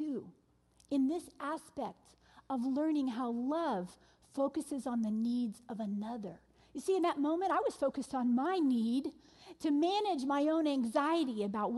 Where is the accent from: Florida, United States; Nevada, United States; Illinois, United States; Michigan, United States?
Florida, United States; Orlando; moved away; Orlando, my hometown